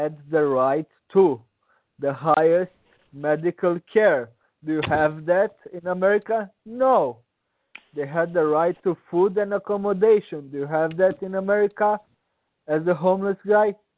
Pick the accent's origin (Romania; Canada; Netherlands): Romania; English is a second language; moved away; I was born in Romania until 20 years ago. It was a communist country